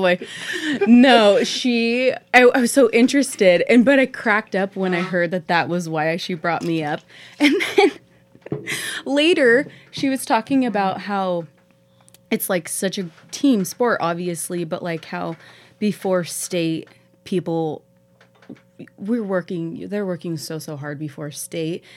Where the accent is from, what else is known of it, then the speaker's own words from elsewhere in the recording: Pendleton, Oregon, United States; now in Heppner, United States; growing up in Pendleton